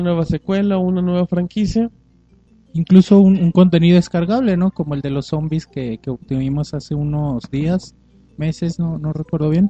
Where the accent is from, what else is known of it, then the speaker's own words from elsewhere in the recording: Mexico; nosotros como gamers mexicanos